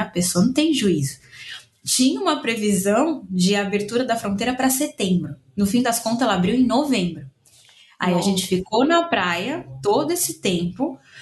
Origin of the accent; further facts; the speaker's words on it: São Paulo, Brazil; moved away as an adult; now in Buenos Aires, Argentina; Eu também sou da Zona Leste de São Paulo